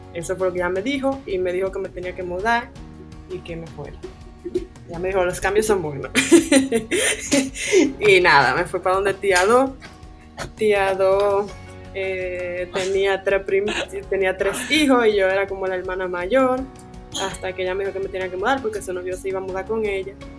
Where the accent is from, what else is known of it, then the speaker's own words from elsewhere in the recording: Santiago de los Caballeros, Santiago, Dominican Republic; moved away as an adult; also born or lived in Santo Domingo; yo soy de Santiago, le dije que me iba para la capital